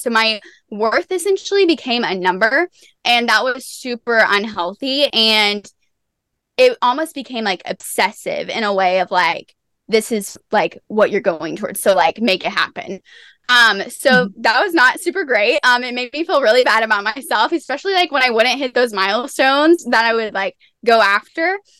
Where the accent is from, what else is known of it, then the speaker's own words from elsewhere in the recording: Tennessee, United States; I'm from Tennessee